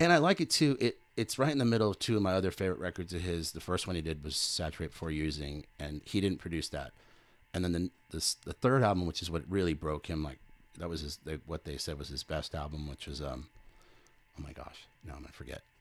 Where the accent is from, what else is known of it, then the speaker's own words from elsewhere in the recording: California, United States; moved away as an adult; now in Texas, United States; I was born in California